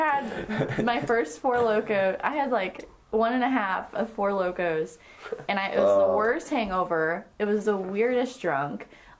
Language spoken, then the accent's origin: English; Kearney, Missouri, United States; moved away as an adult; now in Springfield, United States; Kearney, like Kansas City.